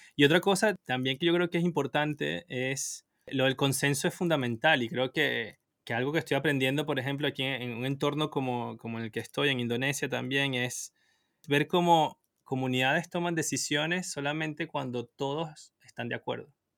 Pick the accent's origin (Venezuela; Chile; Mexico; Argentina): Venezuela; moved away; also born or lived in Asia; no estoy en Europa, estoy en, en, Asia, pero soy de Venezuela